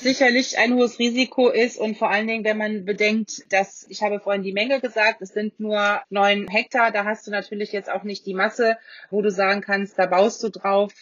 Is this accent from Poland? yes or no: no; Rheingau, Hesse, Germany; Bei uns im Rheingau